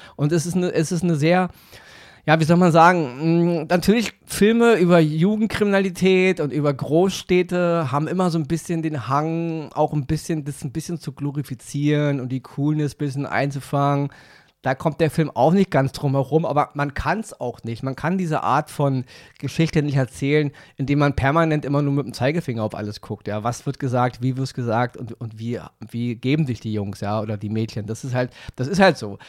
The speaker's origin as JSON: {"language": "German", "region": "Berlin", "country": "Germany", "said": "bei uns in Berlin"}